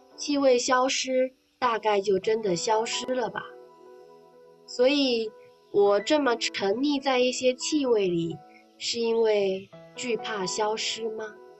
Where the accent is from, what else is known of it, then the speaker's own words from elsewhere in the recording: Fujian, China; 我们闽南这边很喜欢烧香拜佛嘛